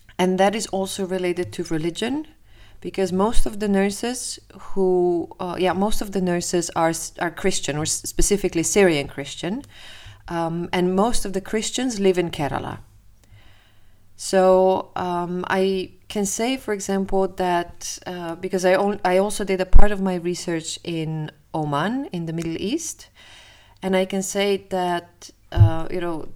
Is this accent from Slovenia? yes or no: yes; Slovenia; moved away as an adult; now in Amsterdam, Netherlands; Originally, I'm from Slovenia.